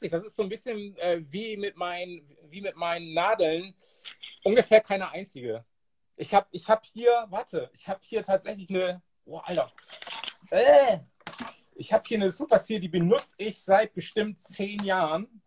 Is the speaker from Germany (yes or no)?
yes; Bremerhaven, Bremen, Germany; der ein Soundsystem war mit einem Typen aus, aus meiner alten Heimatstadt Bremerhaven, Soul Force hießen die.